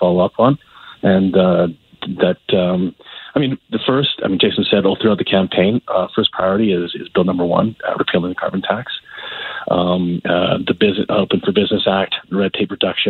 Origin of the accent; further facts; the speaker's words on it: Calgary, Alberta, Canada; I grew up here in Calgary